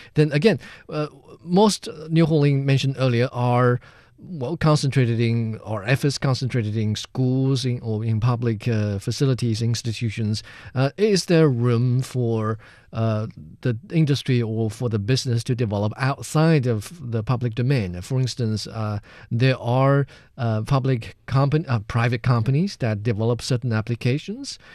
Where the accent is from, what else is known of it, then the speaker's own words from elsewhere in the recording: central China, China; my hometown, which is in central China